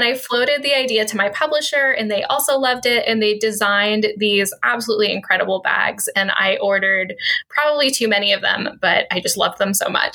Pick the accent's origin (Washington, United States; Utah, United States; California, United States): Washington, United States; Redmond; I grew up in Redmond.